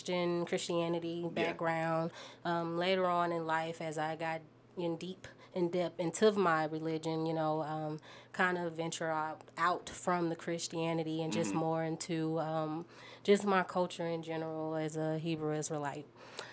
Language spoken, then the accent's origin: English; St. Louis, Missouri, United States; moved away as an adult; now in Utah, United States; So I'm originally from St. Louis, Missouri.